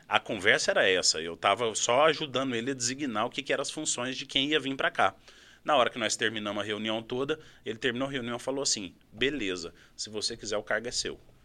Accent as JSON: {"language": "Portuguese", "town": "Uberaba", "region": "Minas Gerais", "country": "Brazil", "tie": "born or raised there", "also_born_or_lived": "Araxá", "moved": "yes", "said": "eu vim de Minas Gerais, sou nascido em Araxá, mas morei minha vida toda em Uberaba, ali no Triângulo Mineiro"}